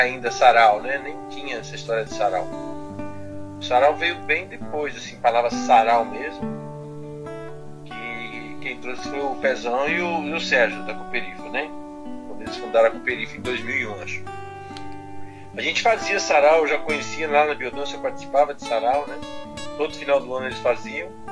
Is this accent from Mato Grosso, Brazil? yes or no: no; São Paulo, Brazil; A minha infância, eu vim aqui do Campo Limpo mesmo, sou morador do Campo Limpo, Campo Limpo, bairro Zona Sul de São Paulo